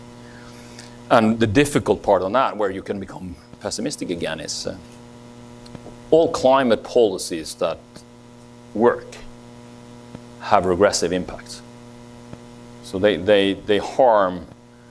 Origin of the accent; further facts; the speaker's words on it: Norway; in my home country, in Norway